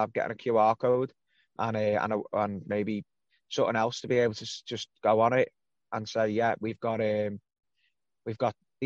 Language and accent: English; Birkenhead, North West England, United Kingdom; I'm not even a scouser, I'm from Birkenhead